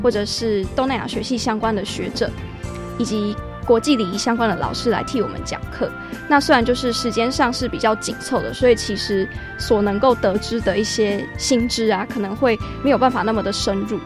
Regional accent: Taiwan; 我们的价值观是在台湾形成的

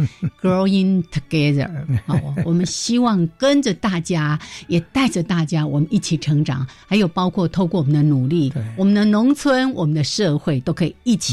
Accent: Changhua County, Taiwan; 对，我是彰化人，

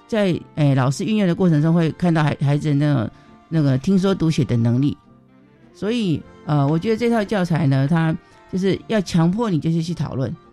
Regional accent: Taiwan; 我们台湾人就会说，哦，我有高血压

